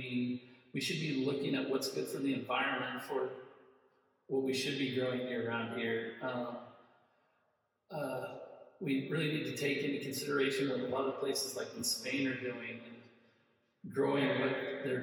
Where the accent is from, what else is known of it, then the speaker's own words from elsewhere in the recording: Midwest, United States; I'm from the Midwest